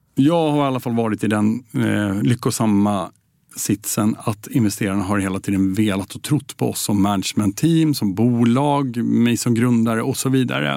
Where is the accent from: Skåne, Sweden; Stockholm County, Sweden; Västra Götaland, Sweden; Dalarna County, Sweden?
Stockholm County, Sweden; Södertälje; vi är uppvuxna i Södertälje ihop.